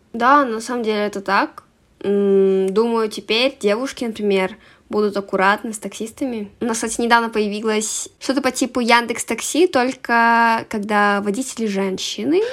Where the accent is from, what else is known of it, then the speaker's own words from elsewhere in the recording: Karaganda, Karaganda Region, Kazakhstan; я из Казахстана, город Караганда